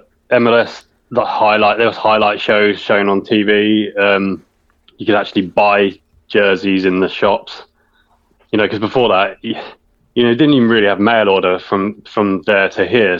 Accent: England, United Kingdom; being English

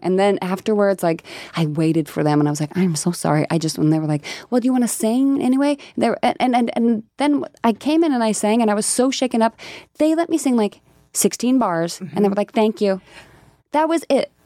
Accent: rural Colorado, United States; moved away; I am from Colorado, and there's a really rural, you know, part of Colorado that I'm from

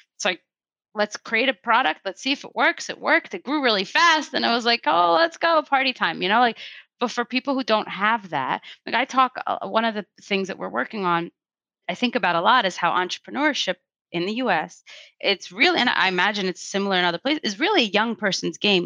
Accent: Russia; moved away; I'm not from America, actually. I don't know if you knew that, but I was actually born in Russia

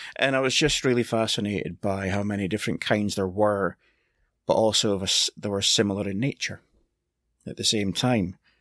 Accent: Scotland, United Kingdom; I'm Scottish

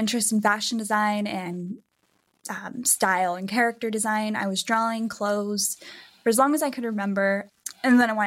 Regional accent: Bakersfield, California, United States; also born or lived in San Francisco Bay Area / Chico, California; I grew up in Bakersfield, California, which is in the Central Valley

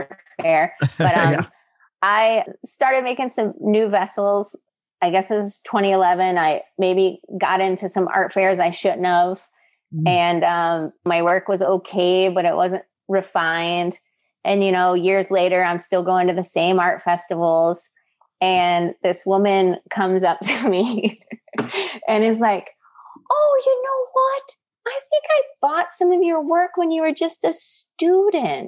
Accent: Midwest, United States; born or raised there

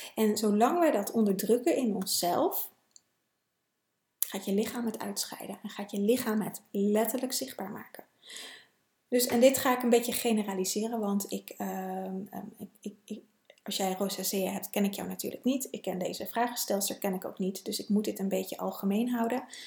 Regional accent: Netherlands; als Nederlander

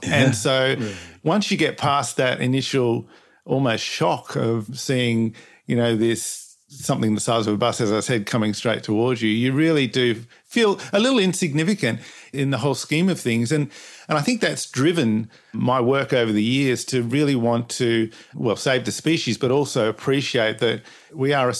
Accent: Perth, Western Australia, Australia; I'm from Perth, Western Australia

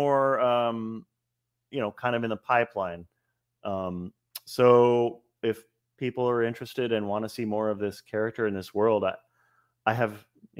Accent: Miami, Florida, United States; I grew up in Miami

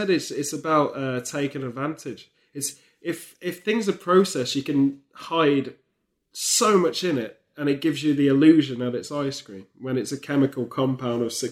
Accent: England, United Kingdom; when you come back to the UK, it shocks you to just walk into the shadow of it because you again, being being English, you always think, nah, that will never happen here.

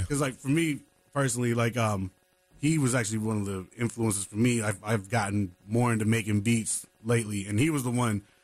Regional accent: New York City, New York, United States; now in North Carolina, United States; New York City, my hometown

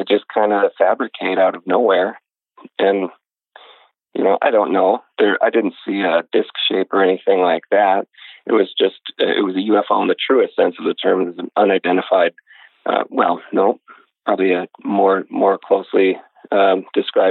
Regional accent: Wisconsin, United States; the house I grew up in Wisconsin

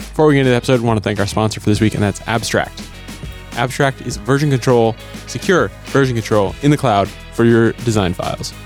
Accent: Minnesota, United States; moved away; I grew up in Minnesota

